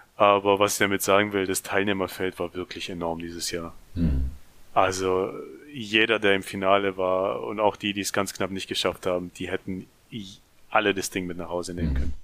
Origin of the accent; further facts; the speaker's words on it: near Ludwigsburg, Baden-Württemberg, Germany; Bin auch aus der Nähe von Ludwigsburg. Äh, Ludwigsburg liegt übrigens in der Nähe von Stuttgart. Für die, die das kleine Käffle hier nicht kennen.